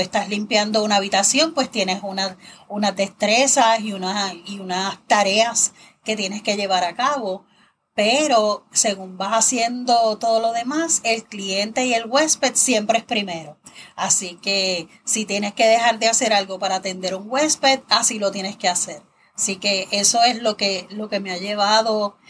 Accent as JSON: {"language": "Spanish", "town": "Toa Baja", "country": "Puerto Rico", "tie": "born or raised there", "also_born_or_lived": "San Juan, Puerto Rico", "said": "yo nací en San Juan, pero he vivido en Toa Baja toda mi vida."}